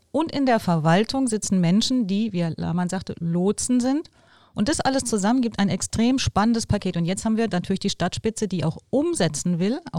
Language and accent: German; Bonn, North Rhine-Westphalia, Germany; da können wir als Bonner stolz sein, dass die da vorangehen und wir müssen unseren Teil beitragen.